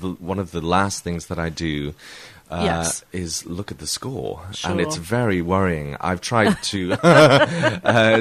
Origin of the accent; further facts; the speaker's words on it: Newcastle upon Tyne, North East England, United Kingdom; I'm a Geordie. I was brought up in Newcastle upon Tyne.